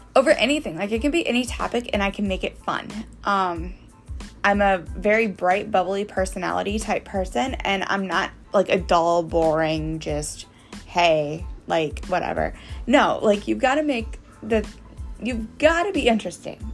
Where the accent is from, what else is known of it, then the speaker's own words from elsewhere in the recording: Missouri, United States; I'm from Missouri